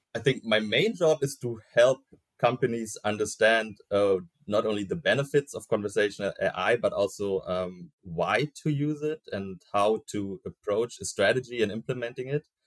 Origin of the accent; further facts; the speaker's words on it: Berlin, Germany; I was born in Berlin, currently also uh, working in Berlin for CM.com